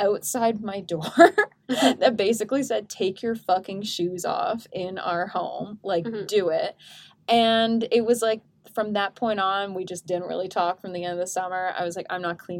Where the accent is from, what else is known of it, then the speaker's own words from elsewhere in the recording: Canada; we're Canadian